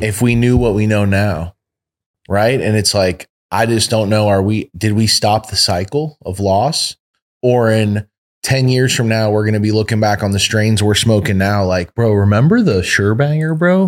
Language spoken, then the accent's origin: English; East Coast, United States; moved away; we're from the East Coast originally